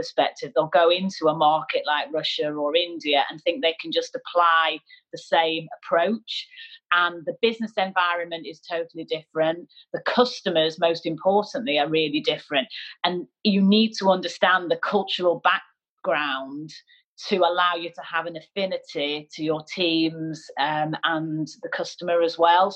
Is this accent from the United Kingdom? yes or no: yes; Manchester, North West England, United Kingdom; moved away as an adult; I'm a northerner, I'm a Mancunian